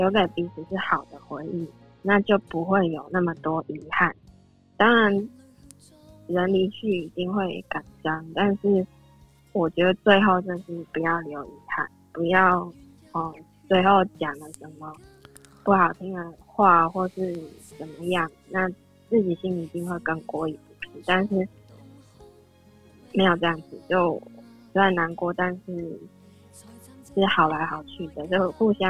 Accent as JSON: {"language": "Chinese", "region": "Yunlin County", "country": "Taiwan", "tie": "born or raised there", "moved": "yes", "lives_now": "Taipei, Taiwan", "said": "我老家在云林。"}